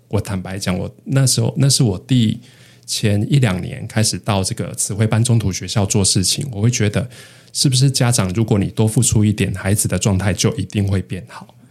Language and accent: Chinese; northern Taiwan, Taiwan; moved away as an adult; also born or lived in Hualien; 我都是在北部长大